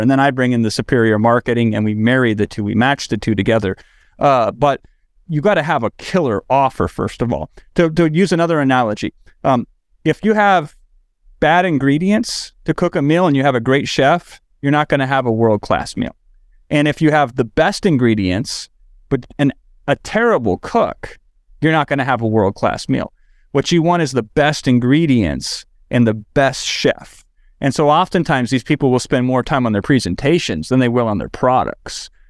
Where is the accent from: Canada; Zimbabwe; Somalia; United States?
United States; Iowa; now in Los Angeles, United States; I'm in Los Angeles now, but I grew up in Iowa.